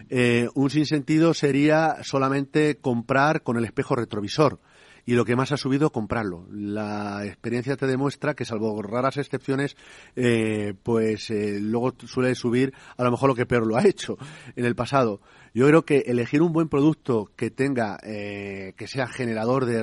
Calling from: Valencia, Valencian Community, Spain; de Valencia.

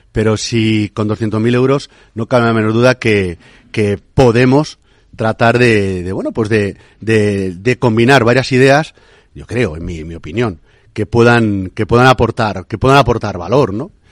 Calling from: Valencia, Valencian Community, Spain; Buenos días … de Valencia.

